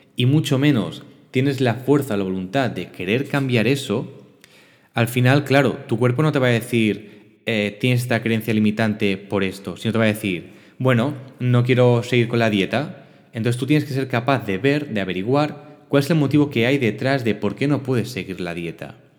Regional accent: Barcelona, Catalonia, Spain; born or raised there; also born or lived in L'Hospitalet de Llobregat

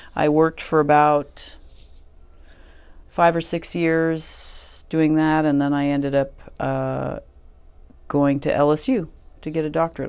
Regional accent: Vermont, United States; moved away; I'm from Vermont

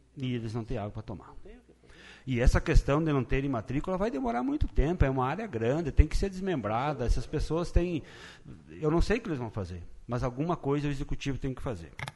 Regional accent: Lagoa Vermelha, Rio Grande do Sul, Brazil; Aqui no nosso município e na terra onde eu me criei

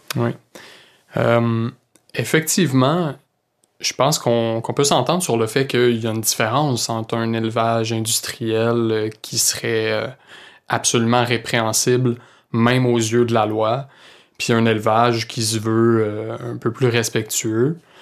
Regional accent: Saint-Hyacinthe, Quebec, Canada; also born or lived in Sherbrooke; je viens de Saint-Hyacinthe

